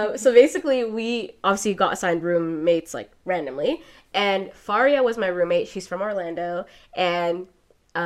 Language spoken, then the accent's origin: English; Toronto, Ontario, Canada; growing up in Toronto